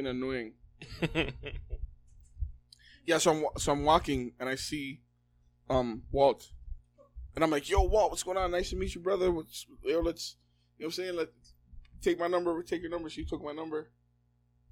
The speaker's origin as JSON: {"language": "English", "town": "Toronto", "region": "Ontario", "country": "Canada", "also_born_or_lived": "New York", "moved": "yes", "said": "I'm from Toronto"}